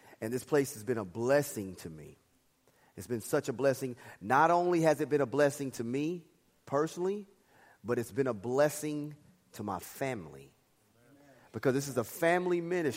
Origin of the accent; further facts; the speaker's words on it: Dallas, Texas, United States; I grew up in Dallas